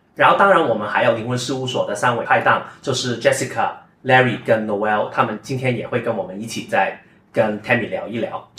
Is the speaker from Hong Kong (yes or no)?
yes; Hong Kong; 我是一家香港长大嘛